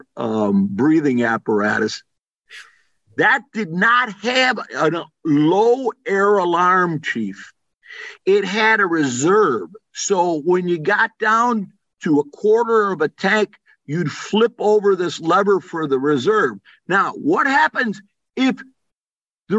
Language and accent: English; Wheaton, Illinois, United States; now in Miami, United States; When I was a kid growing up in Wheaton, Illinois